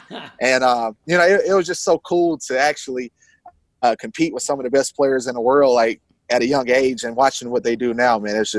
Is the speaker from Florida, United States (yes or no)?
no; Rock Hill, South Carolina, United States; So I'm from Rock Hill, South Carolina.